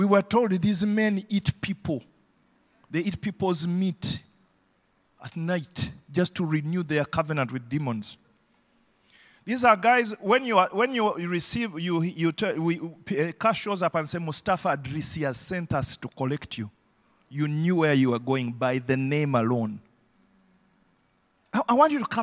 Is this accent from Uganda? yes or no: yes; Uganda; growing up in Idi Amin's Uganda